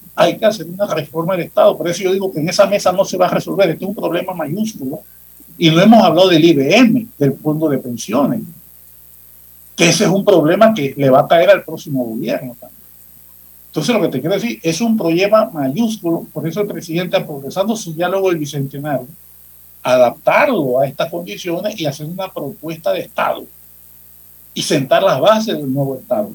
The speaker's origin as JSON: {"language": "Spanish", "country": "Panama"}